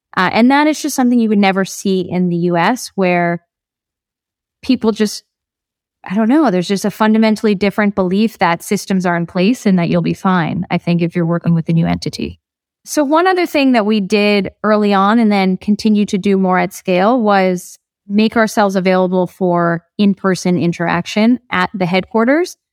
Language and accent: English; New Jersey, United States; moved away as an adult; now in Colombia; I grew up in New Jersey